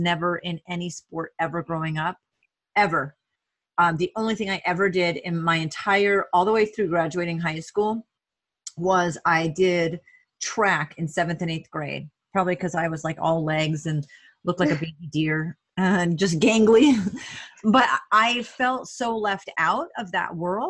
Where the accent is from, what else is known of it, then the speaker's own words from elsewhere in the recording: Vermont, United States; moved away as an adult; also born or lived in Alaska; I grew up in Vermont, well, high school in Vermont, and then lived 10 years in Alaska.